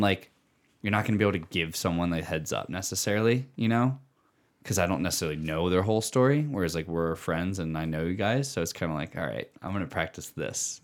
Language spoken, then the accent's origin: English; Pennsylvania, United States; moved away; I grew up in Pennsylvania